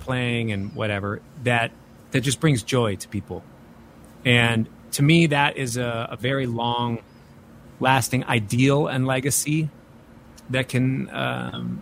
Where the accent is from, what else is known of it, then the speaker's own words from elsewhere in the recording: Minneapolis, Minnesota, United States; I'm from Minneapolis